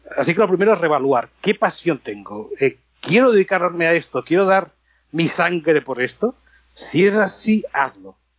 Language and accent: Spanish; Barcelona, Catalonia, Spain; moved away as an adult; now in Los Angeles, United States; la zona de Barcelona, que es de donde soy